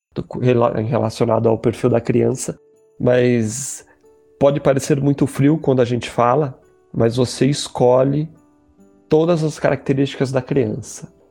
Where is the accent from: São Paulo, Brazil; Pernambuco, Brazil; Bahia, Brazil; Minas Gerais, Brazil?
São Paulo, Brazil; sou de São Paulo, capital